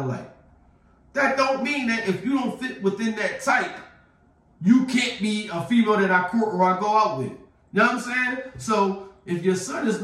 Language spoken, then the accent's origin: English; Philadelphia, Pennsylvania, United States; Growing up in Philadelphia